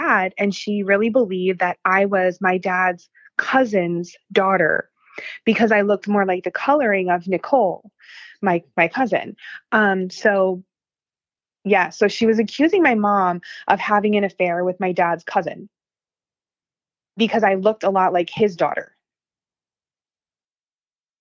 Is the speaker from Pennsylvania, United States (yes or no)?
yes; Pennsylvania, United States; I grew up in Pennsylvania